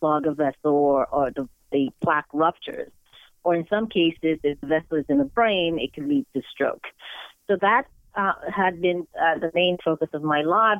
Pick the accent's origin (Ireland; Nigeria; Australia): Nigeria; now in United States; growing up in Nigeria, where most kids are exposed to sciences and science is celebrated